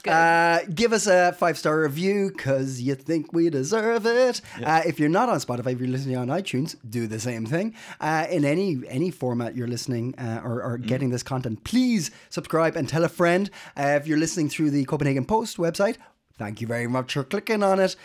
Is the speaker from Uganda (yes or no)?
no; Ireland; now in Denmark; I'm Irish